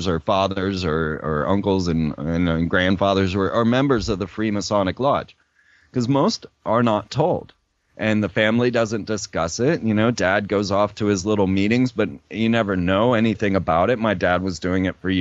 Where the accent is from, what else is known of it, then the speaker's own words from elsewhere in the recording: Orlando, Florida, United States; I grew up in Orlando, Florida